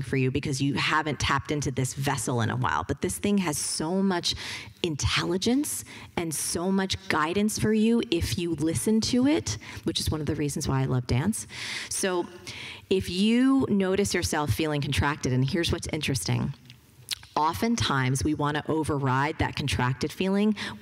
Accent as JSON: {"language": "English", "region": "New Jersey", "country": "United States", "said": "I'm from New Jersey"}